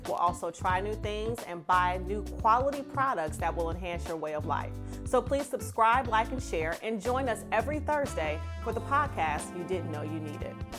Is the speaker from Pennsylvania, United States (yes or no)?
no; Detroit, Michigan, United States; my hometown of Detroit